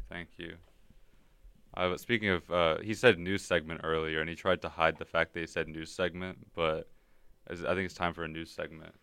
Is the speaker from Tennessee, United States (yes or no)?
no; Texas, United States; moved away; I'm from Texas